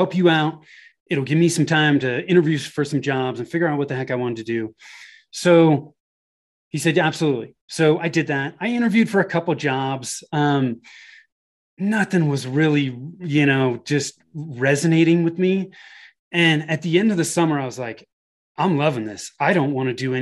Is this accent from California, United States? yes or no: yes; Bay Area, Northern California, United States; moved away as an adult; now in Denver, United States; I was born and raised in Northern California in the Bay Area.